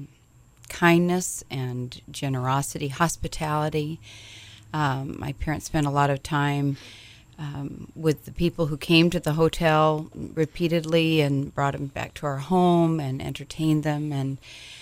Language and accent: English; Hawaii, United States; also born or lived in Minnesota; now in Edina, United States; I grew up in Hawaii, the paradise of the Pacific